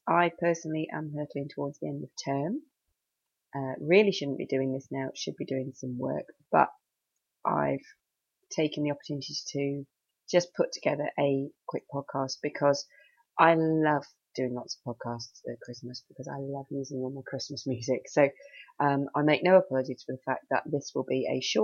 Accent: United Kingdom; now in Cheshire, United Kingdom; I'm British with my obsession with the weather

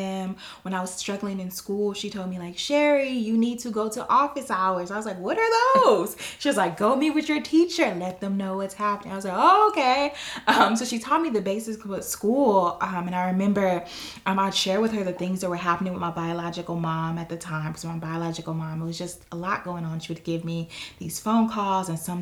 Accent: Los Angeles, California, United States; my background is coming from Watts, California, in the projects

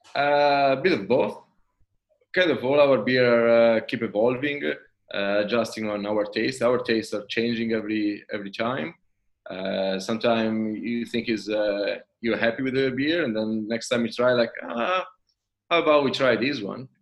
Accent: Italy; accent: Italian; English is a second language; moved away as an adult; now in Sydney, Australia; in between the name and my accent, probably you figured out that uh, I'm Italian

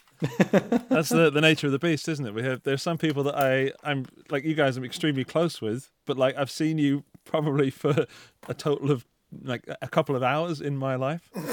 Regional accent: United Kingdom; as a Brit

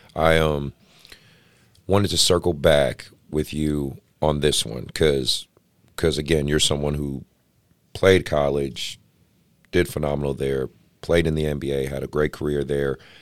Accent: Oakland, California, United States; I grew up, you know, I grew up in Oakland

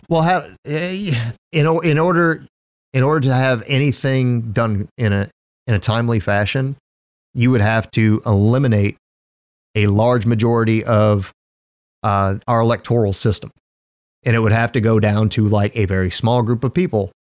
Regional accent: the South, United States; I was raised in the South

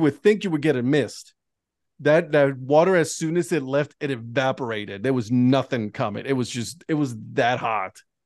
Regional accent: Ohio, United States; moved away; I'm from Ohio

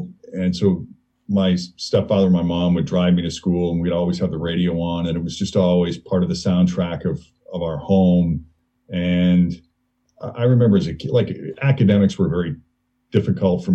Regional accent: Maynard, Massachusetts, United States; moved away as an adult; also born or lived in Lexington, Massachusetts / Portland, Maine; now in Cincinnati, United States; I'm originally from so childhood was split up between Maynard, Massachusetts and Lexington, Massachusetts

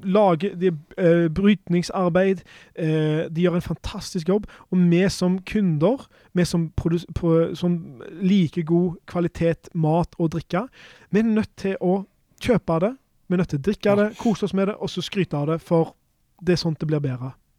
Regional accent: Norway; for oss da, som, som nordmenn

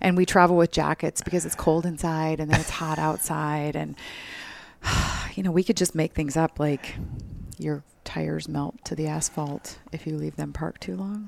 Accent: Minnesota, United States; moved away as an adult; now in Phoenix, United States; I love being from there

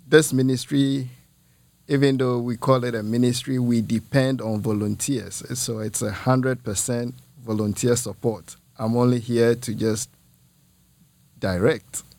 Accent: Ghana; moved away as an adult; also born or lived in Muncie, Indiana; now in Peoria, United States; I'm originally from Ghana. Ghana is in West Africa.

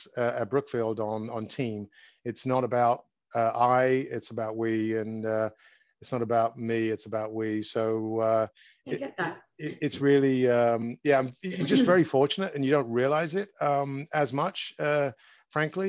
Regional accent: London, United Kingdom; moved away as an adult; now in United States; I grew up in London, England. I was born just outside of England, just outside of London.

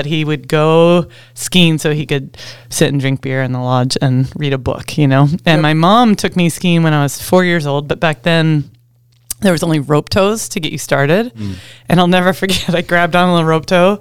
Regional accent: Federal Way, Washington, United States; now in Alaska, United States; I grew up in Washington State, between Seattle and Tacoma, in a little town called Federal Way

